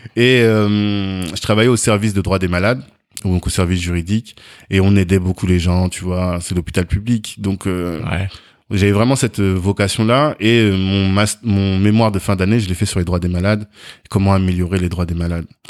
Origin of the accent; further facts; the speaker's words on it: Orléans, Centre-Val de Loire, France; also born or lived in Africa (born) / Versailles; j'ai grandi en, en, France, je suis né en Afrique, mhm. mais je suis venu ici, j'étais tout petit, j'avais genre 16 euh, mois ou 18 mois